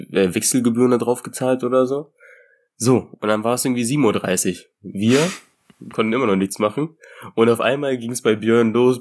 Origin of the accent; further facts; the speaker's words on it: Germany; bei uns in Deutschland hier